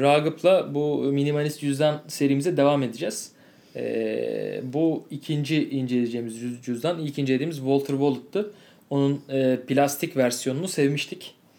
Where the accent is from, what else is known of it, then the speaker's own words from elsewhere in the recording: Turkey; ben Türk'üm